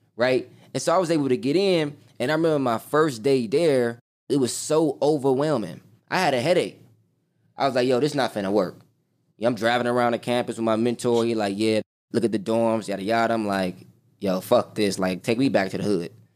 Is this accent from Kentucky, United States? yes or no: no; Chicago, Illinois, United States; born and raised on the South Side of Chicago, grew up in the hood